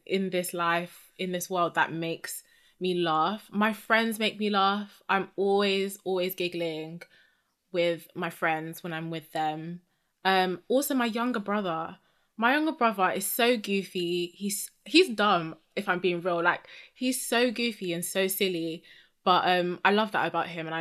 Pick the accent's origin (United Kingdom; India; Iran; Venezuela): United Kingdom; I'm obviously British